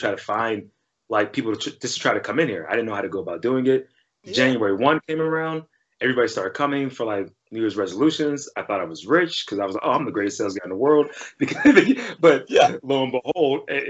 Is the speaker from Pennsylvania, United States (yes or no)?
yes; Pittsburgh, Pennsylvania, United States; I'm from Pittsburgh.